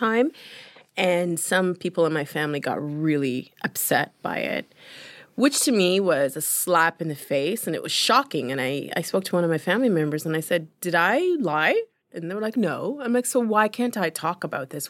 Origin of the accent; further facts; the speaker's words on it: London, Ontario, Canada; English is a second language; also born or lived in Uganda; I'm from London, Ontario. I'm in Toronto.